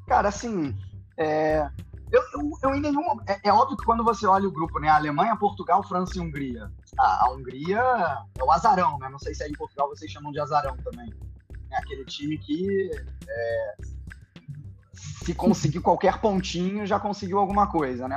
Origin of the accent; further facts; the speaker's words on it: Brazil; accent: Brazilian; moved away as an adult; now in Germany; pelo meu sotaque, eu sou brasileiro